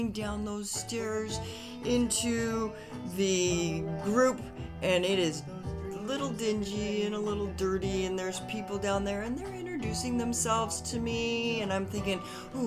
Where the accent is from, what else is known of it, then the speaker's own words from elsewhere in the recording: Boulder, Colorado, United States; I am from Boulder